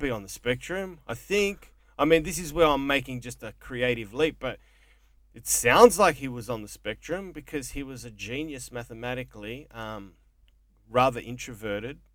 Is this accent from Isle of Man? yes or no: no; Melbourne, Victoria, Australia; also born or lived in Mornington Peninsula, Victoria; a fucking wog growing up in Coburg that never finished algebra in high school